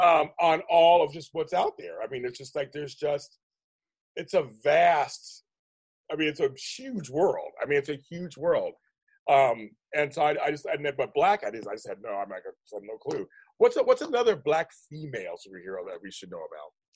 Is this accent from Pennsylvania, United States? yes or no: yes; Pittsburgh, Pennsylvania, United States; now in California, United States; I'm from Pittsburgh